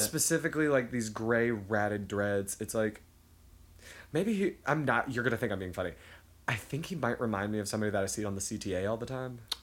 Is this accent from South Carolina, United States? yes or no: no; Memphis, Tennessee, United States; moved away; I'm from Memphis